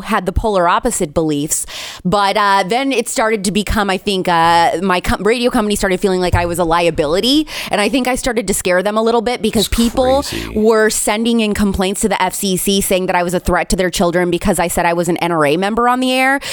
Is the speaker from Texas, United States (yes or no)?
no; Indiana, United States; born or raised there